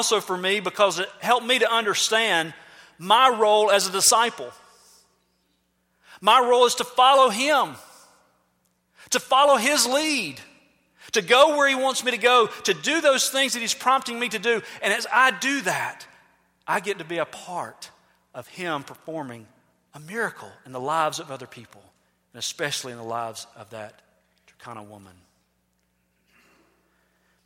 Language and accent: English; United States; we're from America